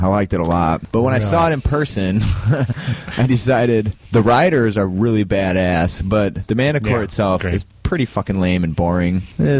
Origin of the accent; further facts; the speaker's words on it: Wisconsin, United States; I'm from Central Wisconsin, and...